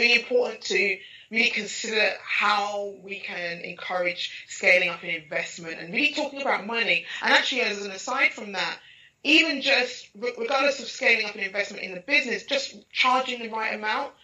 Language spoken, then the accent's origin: English; London, United Kingdom; in East London, Hackney, uh, Nigerian parentage